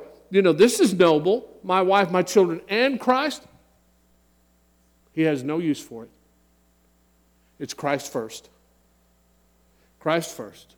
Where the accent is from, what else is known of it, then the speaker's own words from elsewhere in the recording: San Antonio, Texas, United States; I was born in 1959 in San Antonio, Texas